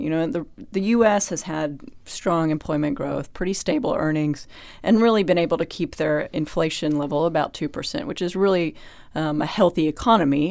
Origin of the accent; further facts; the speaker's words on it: United States; I am an American.